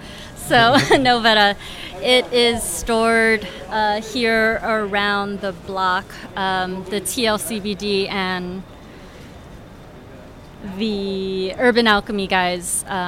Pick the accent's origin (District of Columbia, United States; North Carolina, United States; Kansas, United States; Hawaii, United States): Hawaii, United States; Honolulu; now in San Francisco, United States; I grew up in Hawaii.